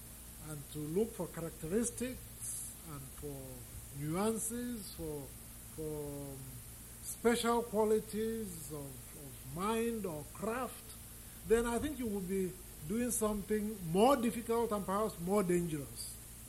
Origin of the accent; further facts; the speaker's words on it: Ogidi, Anambra, Nigeria; English is a second language; I'm not only an African writer and a Nigerian writer. If you get into Nigeria, you'll find that I'm a writer from Anambra State, a writer from Ogidi, which is my village.